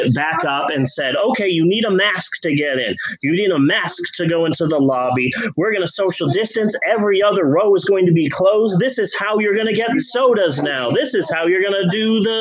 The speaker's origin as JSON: {"language": "English", "town": "Phoenix", "region": "Arizona", "country": "United States", "tie": "born or raised there", "moved": "yes", "lives_now": "Shawnee, United States", "said": "growing up in Phoenix"}